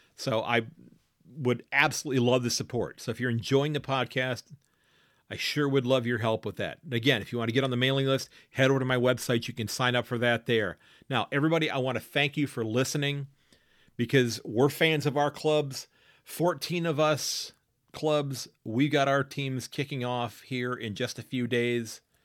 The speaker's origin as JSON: {"language": "English", "country": "United States", "said": "as an American, as a Yank"}